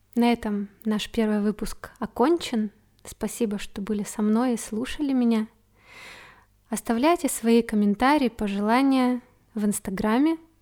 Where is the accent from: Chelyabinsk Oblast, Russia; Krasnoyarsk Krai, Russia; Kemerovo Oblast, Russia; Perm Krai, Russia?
Krasnoyarsk Krai, Russia; Achinsk; now in Moscow, Russia; А сейчас я живу в необъятной Москве, но родом я из Сибири, из маленького города Ачинск в Красноярском крае.